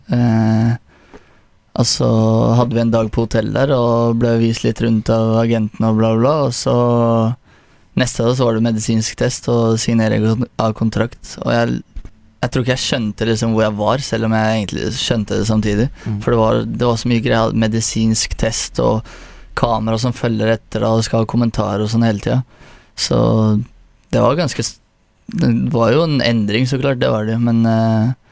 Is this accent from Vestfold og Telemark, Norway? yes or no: yes; Porsgrunn, Vestfold og Telemark, Norway; jeg vokste opp i Herøya